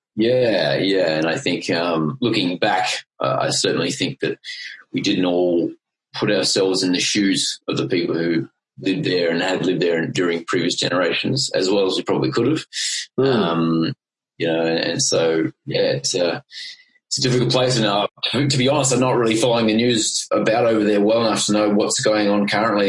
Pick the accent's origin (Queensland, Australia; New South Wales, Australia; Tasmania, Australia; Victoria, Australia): Queensland, Australia; I grew up in Queensland